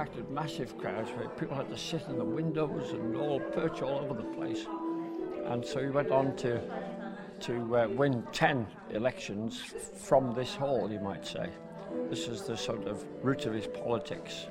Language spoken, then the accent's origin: English; Maughold, Isle of Man; I was born in Meckle 73 years ago.